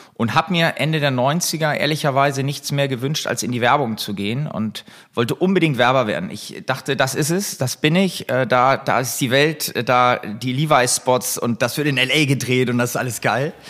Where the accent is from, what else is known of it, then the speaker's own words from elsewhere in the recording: Buchholz in der Nordheide, Lower Saxony, Germany; also born or lived in Hamburg; ich bin in Hamburg geboren, bin ähm, dann relativ schnell mit meinen Eltern äh, aufs Land bzw. in die Vorstadt gezogen, nach Buchholz in der Nordheide.